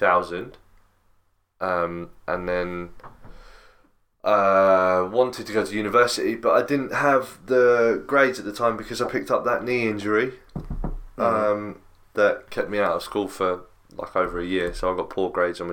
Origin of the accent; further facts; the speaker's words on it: Crawley, South East England, United Kingdom; So I was born in Gossip Screen. Then we moved to Hawley.